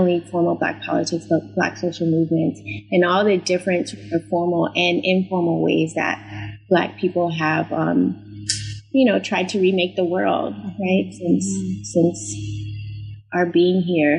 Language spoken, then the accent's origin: English; Silver Spring, Maryland, United States; also born or lived in Washington, D.C.; I was born in Washington, D.C. to two very boisterous graduates of Howard University. And I grew up outside of D.C. in Silver Spring, Maryland.